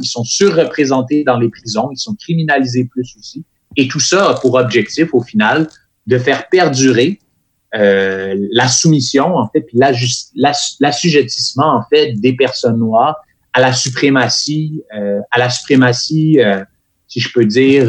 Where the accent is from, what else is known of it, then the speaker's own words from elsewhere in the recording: Quebec, Canada; je suis québécois, mais je suis aussi une personne noire